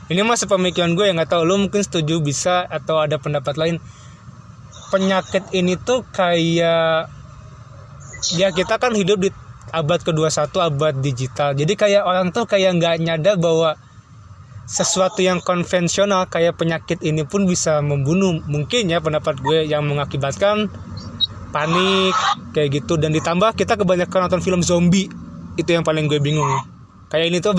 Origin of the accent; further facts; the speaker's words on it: Bandung, West Java, Indonesia; karena lu sama gue juga kebetulan orang Bandung cuman beda tempat kerja dan juga kerjanya di Jakarta